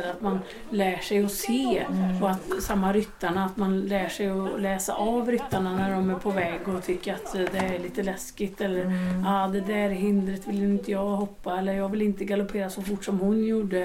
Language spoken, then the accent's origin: Swedish; Långed, Västra Götaland, Sweden; i Långed där mamma och pappa bodde, eller där jag växte upp